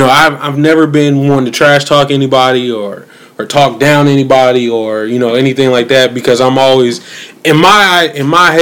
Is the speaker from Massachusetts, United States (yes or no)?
yes; Springfield, Massachusetts, United States; I'm from Springfield, Massachusetts, birthplace of basketball